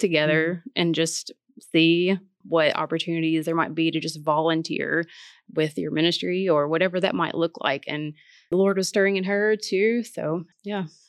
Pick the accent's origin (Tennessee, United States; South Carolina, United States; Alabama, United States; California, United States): Tennessee, United States; Martin; moved away as an adult; now in Memphis, United States; I'm from Martin, Tennessee